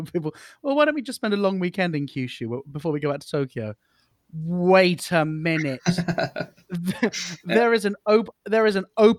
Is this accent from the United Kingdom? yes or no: yes; United Kingdom; as a British person